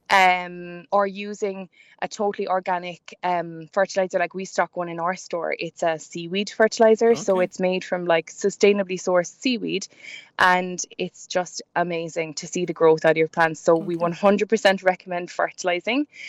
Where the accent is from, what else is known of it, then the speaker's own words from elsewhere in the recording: Ireland; we're all Irish